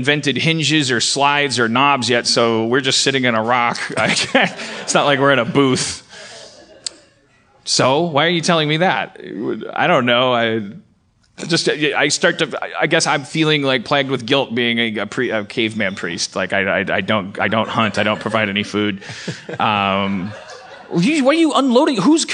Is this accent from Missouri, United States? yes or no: no; Milwaukee, Wisconsin, United States; moved away; I was born in Milwaukee